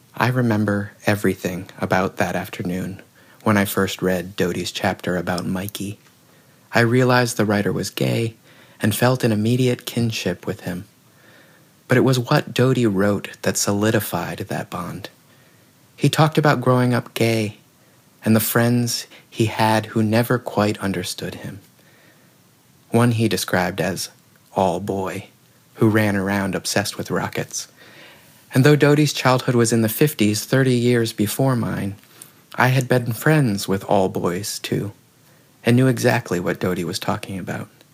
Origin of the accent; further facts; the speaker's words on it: the South, United States; growing up in the South